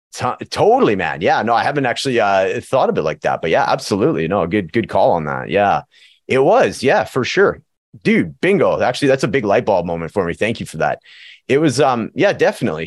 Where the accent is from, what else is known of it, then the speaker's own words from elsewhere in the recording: Prince George, British Columbia, Canada; now in Edmonton, Canada; my hometown of Prince George, BC and, and Edmonton, Alberta, where I'm living